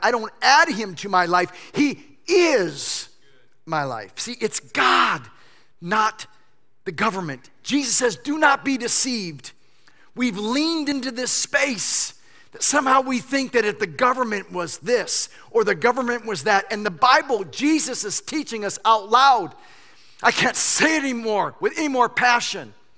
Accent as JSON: {"language": "English", "country": "United States", "said": "I don't show up as an American, although I am."}